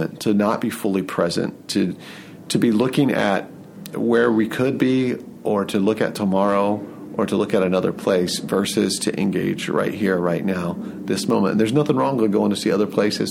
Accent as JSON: {"language": "English", "town": "Atlanta", "region": "Georgia", "country": "United States", "also_born_or_lived": "Lehigh Valley, Pennsylvania", "moved": "yes", "lives_now": "Allentown, United States", "said": "I'm from Atlanta and I love Atlanta"}